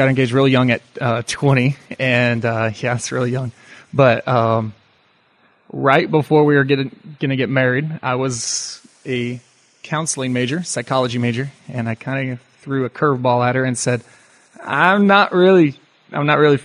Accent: Twin Falls, Idaho, United States; also born or lived in California; I was born in California. My dad was kind of a traveling, he was involved in a lot of computer stuff. So he's always traveling, and I think he was kind of wanting to settle down. So we finally moved to Twin Falls, kind of settled in Twin Falls

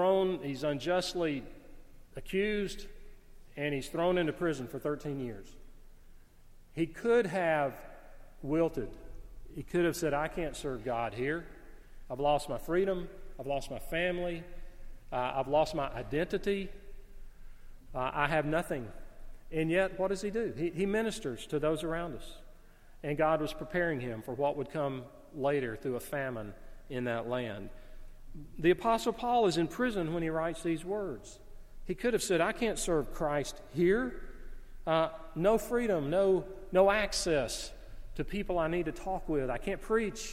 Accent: the South, United States; I grew up in the South. I love the South

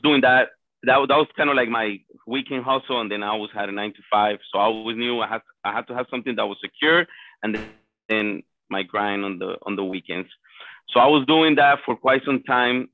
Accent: Colombia; now in Miami, United States; I was born and raised in Colombia. Came to the United States in 1999

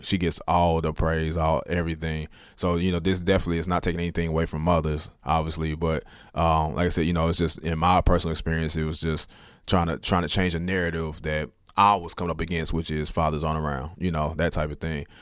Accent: Kansas City, Kansas, United States; I'm from Wyandotte. I'm from KCK, so I graduated from Sumner

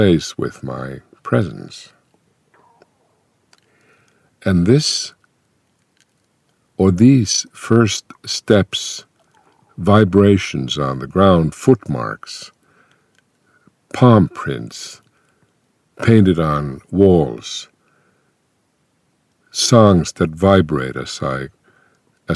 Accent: Finland; first language Finnish; English is a second language; my native language, Finnish

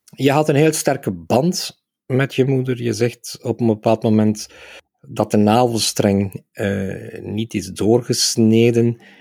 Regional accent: Aalst, Flanders, Belgium; mijn geboortestad Aalst, waar ik eh, als kind 50 jaar geleden

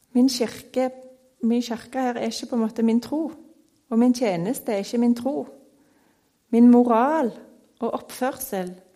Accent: Stavanger, Rogaland, Norway; Jeg er oppvokst på Tasta her i Stavanger

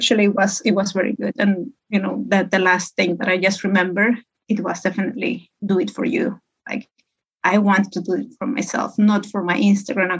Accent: Peru; moved away as an adult; also born or lived in Hamburg, Germany; now in Finland; I'm Peruvian. I come from Peru. I moved to Europe a couple of years ago, many years ago

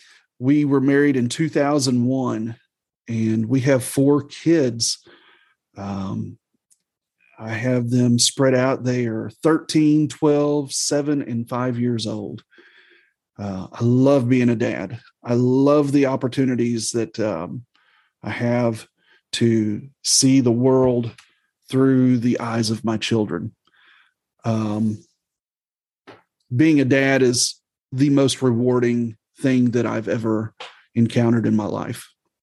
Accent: Missouri, United States; also born or lived in Southern Illinois; now in Alabama, United States; I was raised in the Midwest. I grew up as a preacher's kid. We moved around a bit in my childhood, but, I call the Midwest Southeast Missouri, Southern Illinois, that is home to me. But now I have lived in West Central Alabama for the last 11 years of my life.

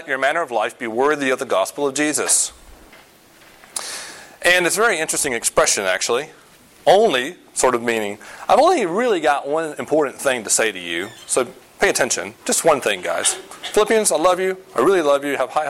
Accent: the South, United States; moved away; I grew up in the South

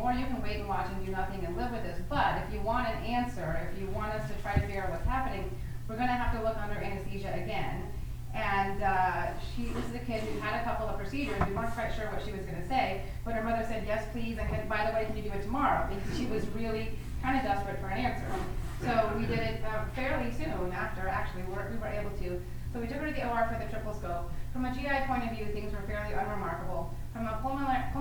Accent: New Orleans, Louisiana, United States; I'm from New Orleans

